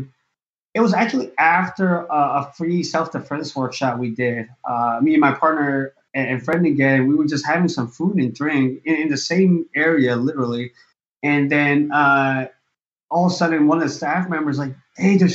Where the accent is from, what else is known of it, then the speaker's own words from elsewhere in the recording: San Francisco, California, United States; I was born and raised in San Francisco